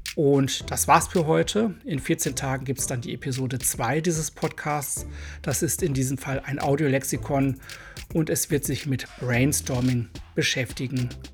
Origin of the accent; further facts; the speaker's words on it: Germany; accent: hard German accent (in English); Englisch ist für mich eine Fremdsprache und ich habe einen recht harten deutschen Akzent